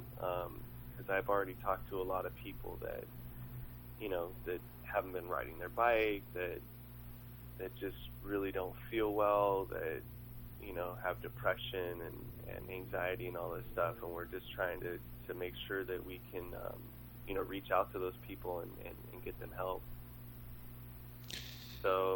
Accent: Long Beach, California, United States; I grew up in Long Beach

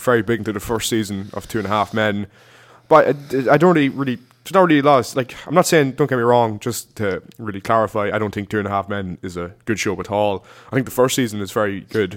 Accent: Ireland; we're Irish

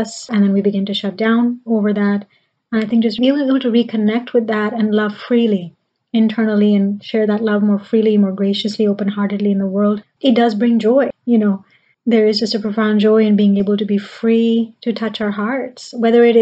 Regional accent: Pakistan; now in United States; I grew up in Pakistan

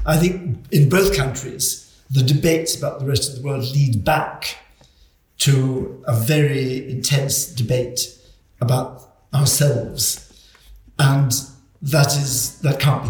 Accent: Scotland, United Kingdom; moved away as an adult; A Scot.

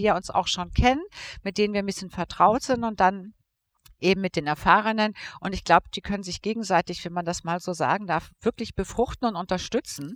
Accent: Hamburg, Germany; Radiosender in Hamburg, meiner Heimatstadt.

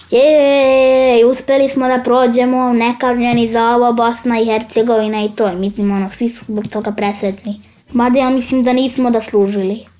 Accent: Serbia; ja sam iz Srbije.

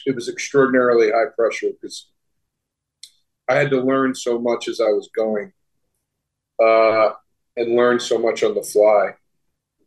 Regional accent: East Coast, United States; moved away as an adult; also born or lived in Austin, Texas; I was a kid from the East Coast who had never lived anywhere or really ever visited anywhere outside of the East Coast.

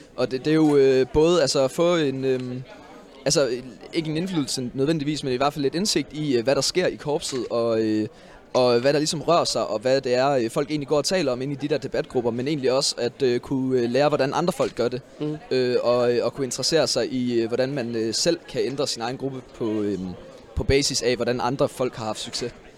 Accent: Aarhus, Central Denmark Region, Denmark; min gruppe Gallerne hjemme i Aarhus

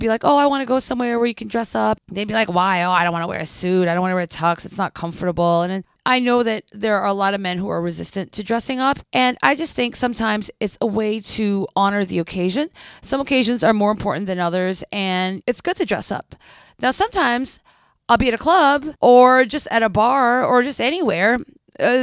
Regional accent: Philippines; moved away; When I was growing up in the Philippines

